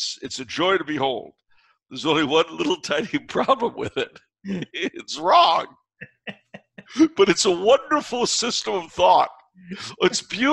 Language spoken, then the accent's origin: English; California, United States; I'm from California.